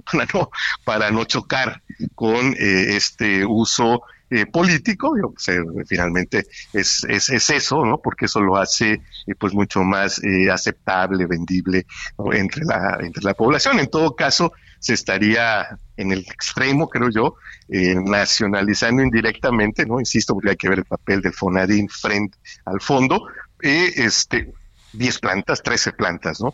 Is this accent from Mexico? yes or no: yes; Coatzacoalcos, Veracruz, Mexico; aquí en, en, Coatzacoalcos, playas llenas, en fin. es así, como lo recuerdo desde niño